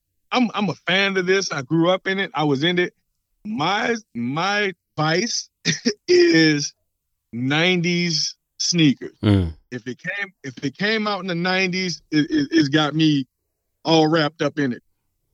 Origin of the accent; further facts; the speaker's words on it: New Orleans, Louisiana, United States; I'm from New Orleans